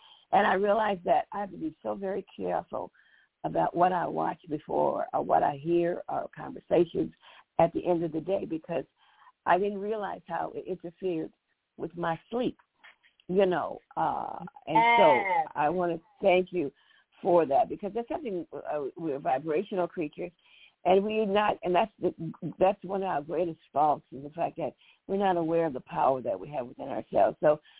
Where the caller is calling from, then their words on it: Chicago, Illinois, United States; from Chicago.